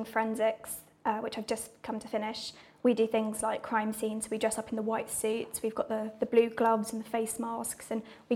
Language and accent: English; Bedfordshire, East of England, United Kingdom; moved away as an adult; from Bedfordshire. I don't know what we're known for, but just a small town